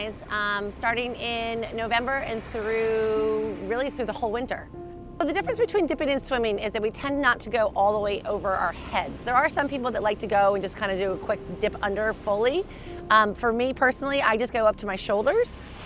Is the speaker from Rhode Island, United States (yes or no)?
yes; Narragansett, Rhode Island, United States; also born or lived in South Kingstown, Rhode Island; I'm from South Kingston, Rhode Island, grew up in Narragansett